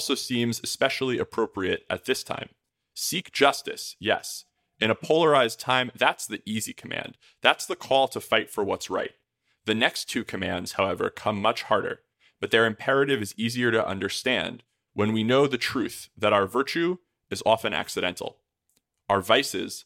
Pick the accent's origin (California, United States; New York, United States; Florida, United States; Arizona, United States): New York, United States; my home state of New York